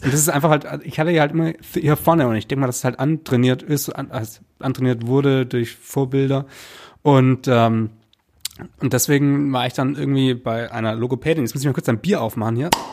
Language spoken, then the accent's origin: German; Stuttgart, Baden-Württemberg, Germany; moved away; in meine Heimatstadt gekommen